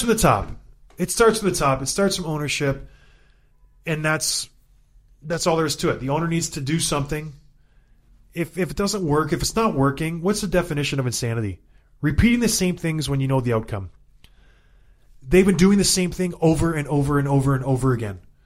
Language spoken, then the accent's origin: English; Edmonton, Alberta, Canada; I was born in Edmonton. I have a, a tie to that city